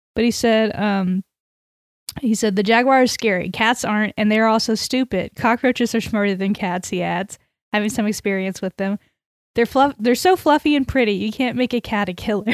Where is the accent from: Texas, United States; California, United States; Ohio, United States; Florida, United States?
Texas, United States; we're from Texas